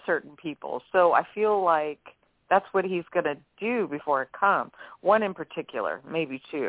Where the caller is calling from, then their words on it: New Orleans, Louisiana, United States; from New Orleans.